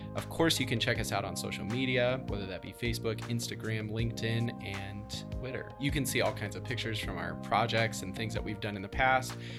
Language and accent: English; Midwest, United States; growing up in the Midwest